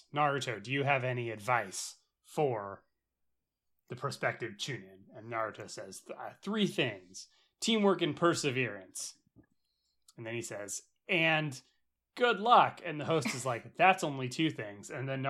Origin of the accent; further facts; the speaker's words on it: Los Angeles, California, United States; like so funny growing up in Los Angeles and there being a fucking blimp everywhere.